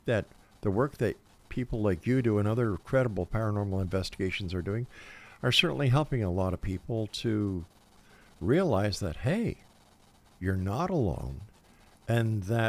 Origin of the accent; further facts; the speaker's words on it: Ireland; Well, you know, I'm Irish as well. And it seems that you got the ghost and I got the Guinness.